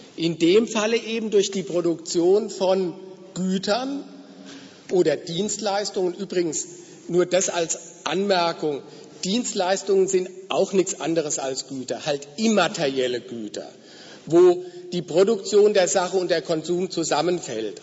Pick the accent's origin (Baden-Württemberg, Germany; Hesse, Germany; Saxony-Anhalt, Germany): Hesse, Germany; Frankfurt am Main; wo ich herkomme aus Frankfurt ist ja das Finanzzentrum in Deutschland